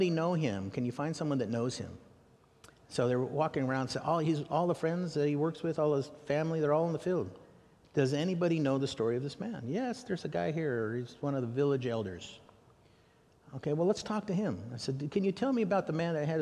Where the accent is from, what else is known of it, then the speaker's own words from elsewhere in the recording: United States; I'm an American